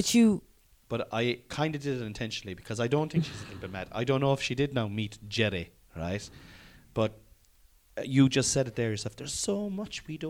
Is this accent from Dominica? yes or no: no; Ireland; when I was growing up in Ireland